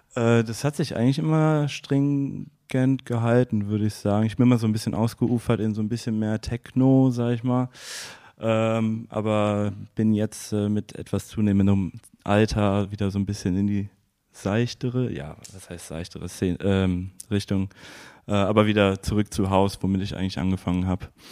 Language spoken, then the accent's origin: German; Erftstadt, North Rhine-Westphalia, Germany; also born or lived in Bergisch Gladbach / Cologne; aus Erfstadt